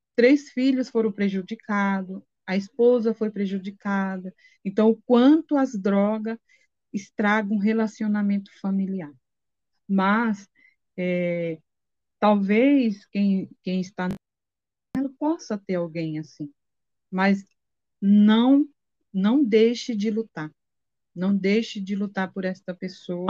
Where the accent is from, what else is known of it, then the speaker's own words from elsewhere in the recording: Sergipe, Brazil; moved away; sou de Sergipe